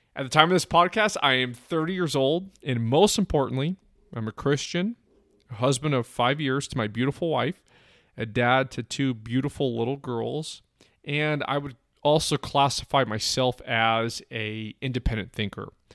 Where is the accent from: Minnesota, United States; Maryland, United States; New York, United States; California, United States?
California, United States; San Francisco Bay Area, East Bay; I grew up in the San Francisco Bay Area, the East Bay to be exact